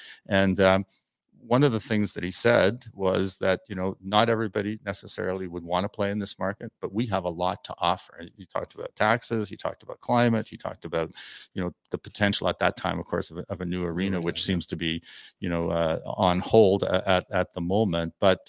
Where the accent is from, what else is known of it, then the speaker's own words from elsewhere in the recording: Toronto, Ontario, Canada; I grew up in I grew up in Toronto, you know, and when, you know, back before merchandising was as popular as it is, you had to go down to Doug Laurie's Sporting Goods in the Gardens.